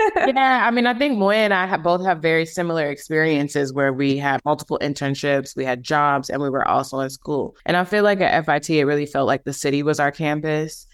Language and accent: English; Milwaukee, Wisconsin, United States; moved away; also born or lived in Illinois / Brooklyn, New York; I'm originally from Milwaukee, Wisconsin. I was born in Illinois. Both of my parents are from Chicago, but I grew up there in Milwaukee.